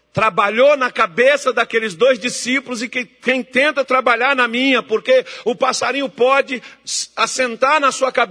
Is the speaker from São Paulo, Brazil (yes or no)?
no; Minas Gerais, Brazil; moved away; lá de Minas Gerais, da minha terra